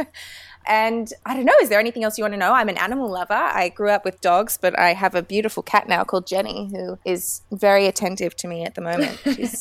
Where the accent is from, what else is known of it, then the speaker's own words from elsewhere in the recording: Sydney, New South Wales, Australia; I am from Sydney, Australia. You can probably tell by the accent. I was born and raised here, which I'm very fortunate. It's a beautiful city to live in. I am an actor. I am 24 years old.